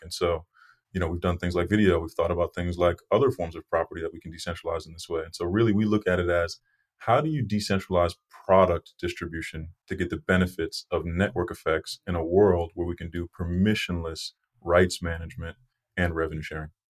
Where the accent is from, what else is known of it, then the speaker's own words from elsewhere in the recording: Brockton, Massachusetts, United States; I grew up in Brockton, Massachusetts, right outside of Boston